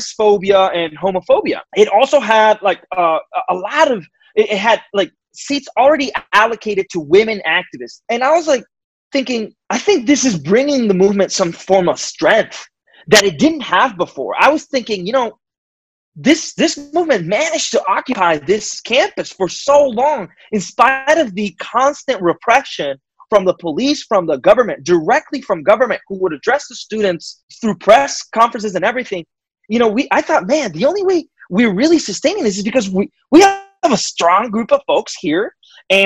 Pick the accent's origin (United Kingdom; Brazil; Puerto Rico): Puerto Rico; moved away as an adult; now in United States; I'm Puerto Rican. I was born and raised in Puerto Rico and lived there until I moved to the United States to do my graduate work.